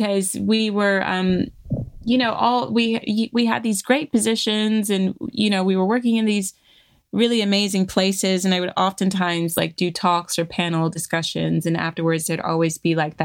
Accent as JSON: {"language": "English", "region": "Virginia", "country": "United States", "tie": "born or raised there", "moved": "as an adult", "lives_now": "London, United Kingdom", "said": "I grew up in Virginia, in the South, I had a perfectly lovely and enjoyable childhood"}